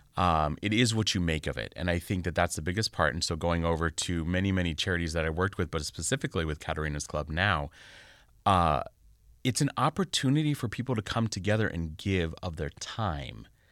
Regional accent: Rancho Cucamonga, California, United States; also born or lived in Upland / Poway / San Diego; I'm a born and raised Southern Californian

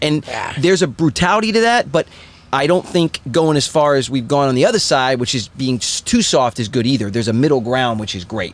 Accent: East Coast, United States; I'm from East Coast

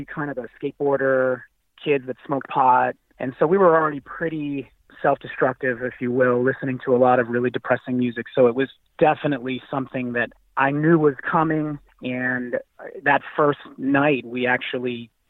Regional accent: Boston, Massachusetts, United States; I was born and raised in Boston, Massachusetts, came from an Italian family

